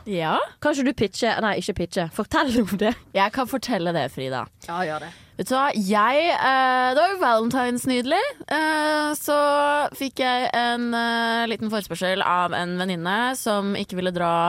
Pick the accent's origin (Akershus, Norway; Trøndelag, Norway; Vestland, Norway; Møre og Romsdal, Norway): Vestland, Norway; Bergen; Men jeg kommer fra Bergen, så høsten er som regel ganske kjip.